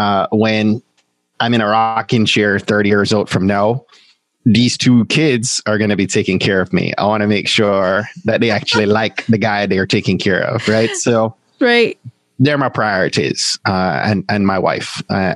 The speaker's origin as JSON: {"language": "English", "country": "Jamaica", "said": "And then there's me being a Jamaican and adding two more jobs to that."}